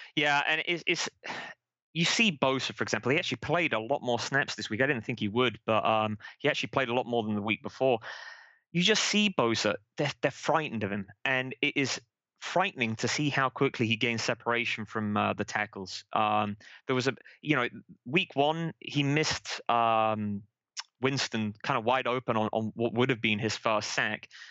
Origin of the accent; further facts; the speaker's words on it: Manchester, North West England, United Kingdom; moved away as an adult; also born or lived in San Jose, United States; now in Vancouver, Washington, United States; I'm from Manchester in England originally. Moved out to the United States about ten years ago.